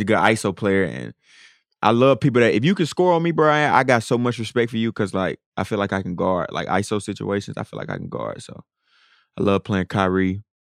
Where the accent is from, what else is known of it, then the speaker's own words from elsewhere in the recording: Atlanta, Georgia, United States; moved away as an adult; now in Minnesota, United States; growing up in Atlanta